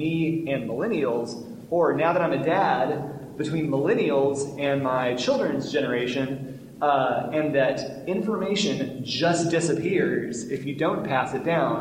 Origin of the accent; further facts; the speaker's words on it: Little Rock, Arkansas, United States; moved away; also born or lived in Montgomery, Alabama; I grew up in Arkansas